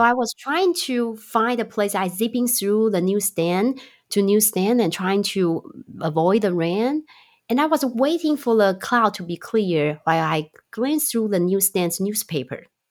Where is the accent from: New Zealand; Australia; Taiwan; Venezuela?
Taiwan; also born or lived in Chicago, United States; now in California, United States; I'm originally from Taiwan and live in Chicago for seven, eight years